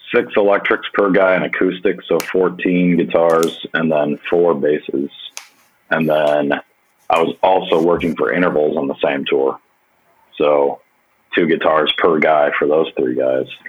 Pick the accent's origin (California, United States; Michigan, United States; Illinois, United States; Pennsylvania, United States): Michigan, United States; Grand Blanc; I'm from Grand Blanc originally, which is up by the Flint area. It's about an hour from Detroit